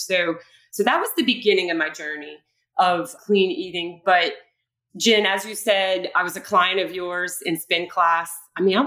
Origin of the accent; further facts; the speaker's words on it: Bayou Lafourche, Louisiana, United States; I'm from Bayou Lafourche. We grew up with not too many available restaurants.